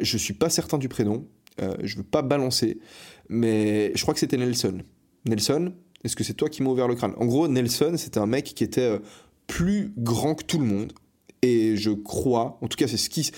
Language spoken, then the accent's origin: French; Fribourg, Switzerland; now in Barcelona, Spain; je suis né à l'hôpital de Fribourg euh, je ne sais plus le nom de l'hôpital. Fribourg, c'est une ville en Suisse